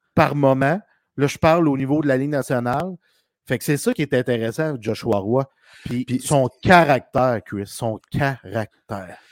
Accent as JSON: {"language": "French", "region": "Quebec", "country": "Canada", "said": "on est des Québécois"}